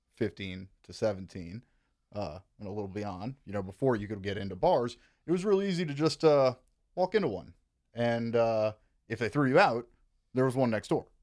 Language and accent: English; Kenner, Louisiana, United States; also born or lived in New Orleans; I was raised in Kenner, Louisiana, which is part of what you would call the greater New Orleans metro area.